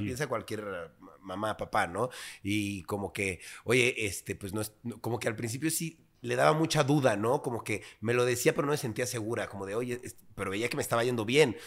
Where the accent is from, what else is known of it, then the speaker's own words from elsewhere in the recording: Mexico City, Mexico; cuando era muy niño, digamos, cuando convivíamos y estábamos muy pequeños, yo tenía, no sé, seis, siete años, pues yo vivía en una colonia a lo mejor no tan agraciada, vaya, pero pues una colonia bien, eh, es Churubusco, por ahí, por esa zona, eh, Prado Churubusco